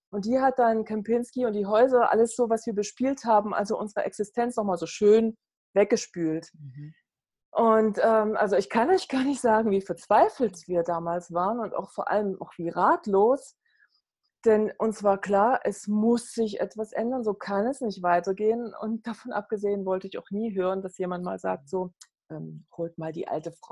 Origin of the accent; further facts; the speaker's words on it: East Germany, Germany; Ich bin aufgewachsen in der DDR und damals habe ich mich wirklich auch durch Leistung definieren müssen.